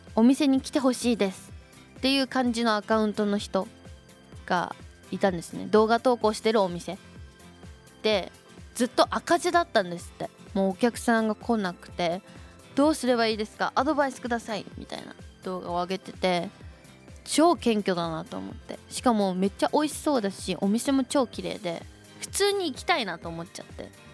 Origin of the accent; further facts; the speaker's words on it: Gotemba, Shizuoka, Japan; 御殿場出身